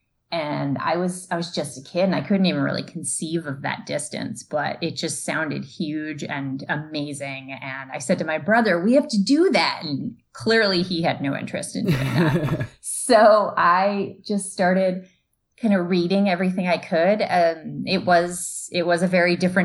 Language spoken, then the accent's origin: English; Eastern Connecticut, United States; I grew up in Eastern Connecticut